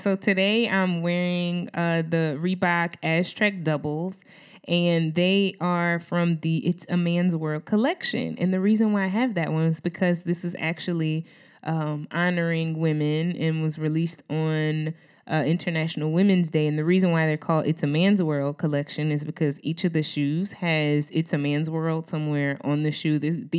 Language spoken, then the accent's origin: English; New Orleans, Louisiana, United States; because I'm from New Orleans.